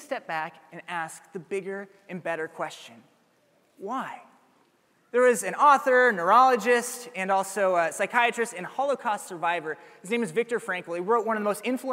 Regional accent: Ames, Iowa, United States; I'm from Ames. It's home

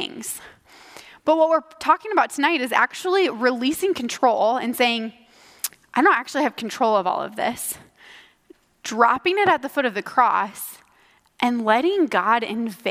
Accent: Ankeny, Iowa, United States; I grew up here in Ankeny

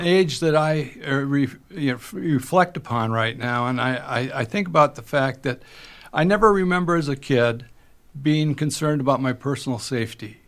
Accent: Moorhead, Minnesota, United States; grew up in Moorhead, Minnesota

